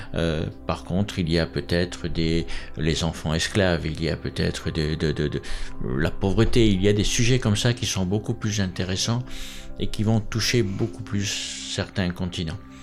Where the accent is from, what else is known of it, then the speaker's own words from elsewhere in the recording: France; je vais parler en tant que Français